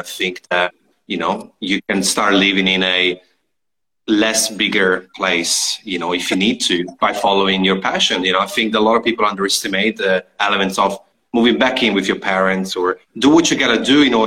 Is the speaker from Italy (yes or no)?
yes; Italy; we're both from Italy.